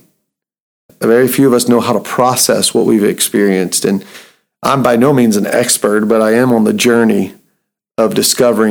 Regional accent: Atlanta, Georgia, United States; moved away as an adult; now in Lehigh Valley, United States; I was born and raised in Atlanta

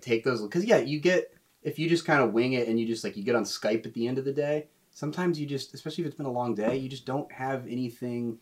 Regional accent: Raleigh, North Carolina, United States; moved away as an adult; also born or lived in Boone, North Carolina; now in New York City, United States; I'm from Raleigh

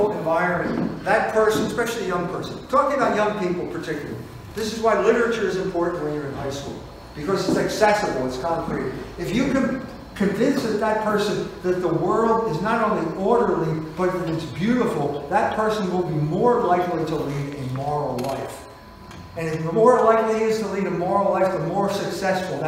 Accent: Philadelphia, Pennsylvania, United States; My wife and I came from Fishtown. Our families came from Fishtown.

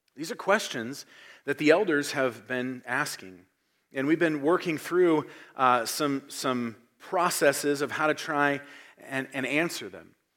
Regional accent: United States; our identity as Americans

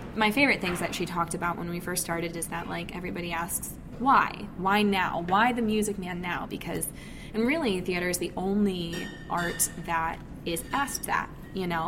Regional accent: Michigan, United States; I grew up in Michigan and have lived in Michigan pretty much my whole life

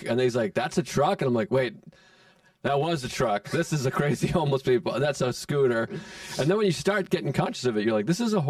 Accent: Massachusetts, United States; moved away as an adult; now in New York, United States; I'm from Massachusetts originally.

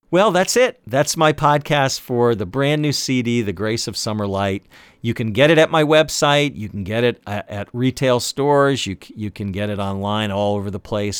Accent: Washington, District of Columbia, United States; spending summers as a kid growing up in the Washington, D.C. area

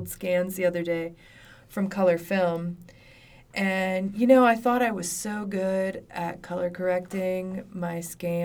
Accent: Ohio, United States; moved away as an adult; also born or lived in New Mexico; I'm from Ohio, actually

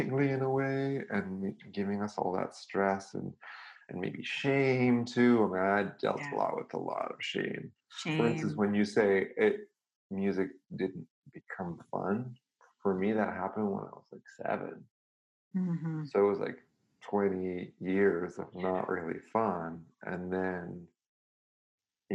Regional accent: Serbia; moved away; also born or lived in Belgrade; I grew up in Serbia and I went to a very classical European system

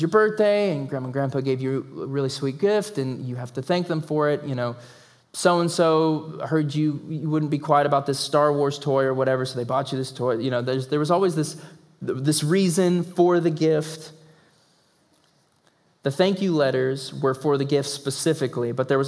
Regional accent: the South, United States; accent: southern; my southern accent

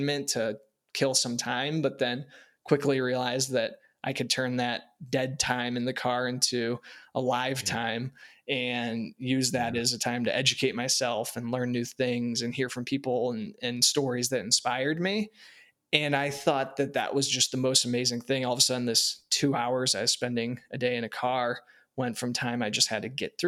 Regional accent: Warren, Ohio, United States; I grew up in Northeast Ohio in Warren outside of Youngstown

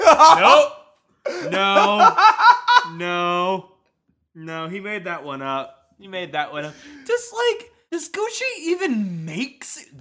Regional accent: Tampa, Florida, United States; I grew up in Tampa, which is a much worse city.

